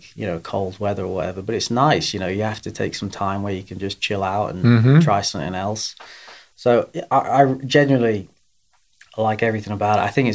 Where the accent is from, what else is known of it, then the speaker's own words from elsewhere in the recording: England, United Kingdom; moved away as an adult; also born or lived in Augusta, Georgia, United States; now in Erwin, United States; I was born in England, born and raised there, and then went to college in America